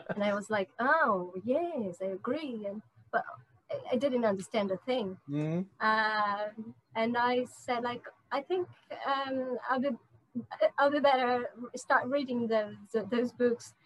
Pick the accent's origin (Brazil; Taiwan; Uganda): Brazil; North Region; English is a second language; moved away as an adult; also born or lived in São Paulo / London; I'm from the north, and uh, in Brazil